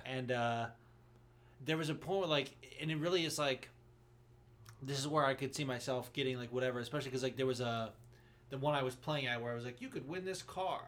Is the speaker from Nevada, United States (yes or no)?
yes; Las Vegas, Nevada, United States; moved away; also born or lived in Los Angeles, California; growing up in Vegas